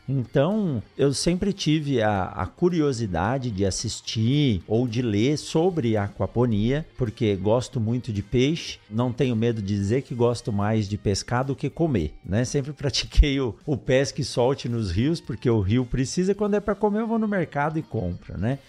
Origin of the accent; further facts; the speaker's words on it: São Paulo, Brazil; moved away; also born or lived in Botucatu; eu sou de São Paulo, assim como você, eu nasci na capital, depois fui morar em, em Botucatu